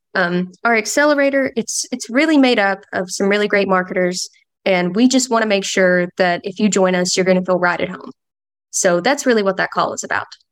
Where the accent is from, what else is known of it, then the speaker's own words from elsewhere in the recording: London, Kentucky, United States; now in Oregon, United States; So, I am actually from London, Kentucky. Um, little small town in the foothills of Appalachia.